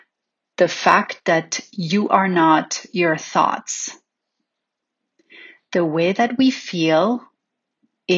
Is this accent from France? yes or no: yes; Paris, Île-de-France, France; growing up in Paris